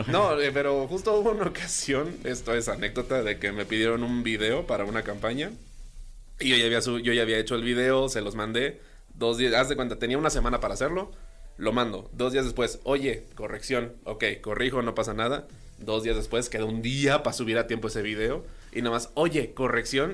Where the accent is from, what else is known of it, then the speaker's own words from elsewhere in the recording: Veracruz, Mexico; allá en Veracruz, de donde soy